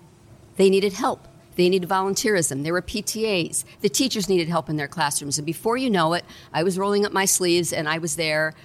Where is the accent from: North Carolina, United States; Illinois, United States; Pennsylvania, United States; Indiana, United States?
Illinois, United States; Chicago; moved away as an adult; also born or lived in Quincy, Illinois; now in Fremont, United States; And I grew up, spent my first 22 years in Chicago.